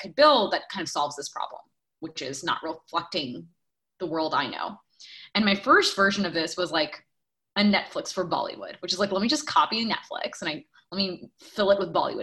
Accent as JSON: {"language": "English", "town": "New York City", "region": "New York", "country": "United States", "tie": "born or raised there", "also_born_or_lived": "Chhattisgarh, India", "said": "I grew up partly in the Bronx and partly in Queens"}